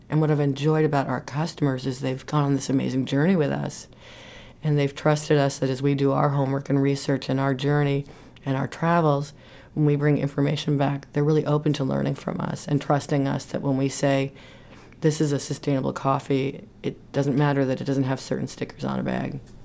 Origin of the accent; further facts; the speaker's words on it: New York City, New York, United States; moved away as an adult; now in Maine, United States; I'm from New York City and spent my first year of college here in Maine.